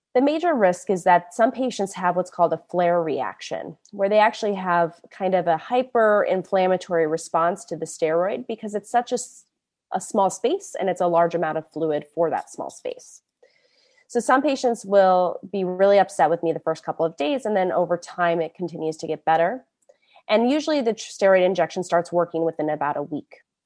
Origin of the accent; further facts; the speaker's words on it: Indianapolis, Indiana, United States; moved away as an adult; also born or lived in New York / San Francisco Bay Area; now in San Francisco, United States; I'm originally from Indianapolis, Born and raised a Midwest girl